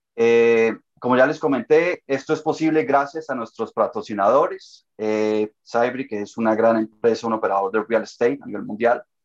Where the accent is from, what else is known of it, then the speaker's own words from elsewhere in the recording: Colombia; now in Toronto, Canada; soy de origen colombiano, eh, radico también en Toronto, en Canadá